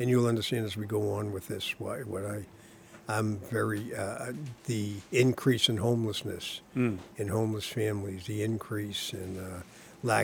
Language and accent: English; Malden, Massachusetts, United States; moved away as an adult; now in Salem, United States; from Malden. I grew up in Malden